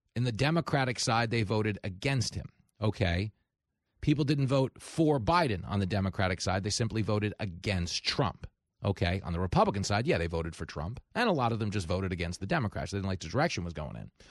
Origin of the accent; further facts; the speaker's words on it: New York, United States; I grew up in New York